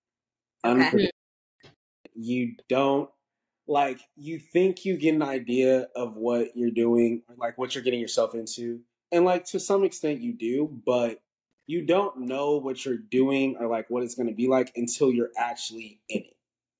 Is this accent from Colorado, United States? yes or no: yes; Denver, Colorado, United States; now in Baton Rouge, United States; I'm from Denver, Colorado, where Faith is currently living right now. So, I'm from Denver, went to Arizona State. I'm currently at law school at Southern University Law Center. Baton Rouge, Louisiana, it's HBCU.